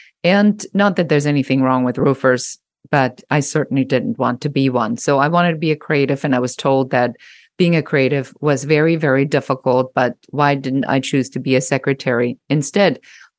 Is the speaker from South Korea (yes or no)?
no; Germany; English is a second language; moved away; I'm originally a trained photographer and I came from Germany